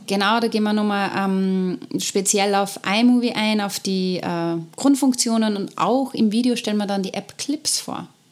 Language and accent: German; Austria; unser Fortbildungssystem in Österreich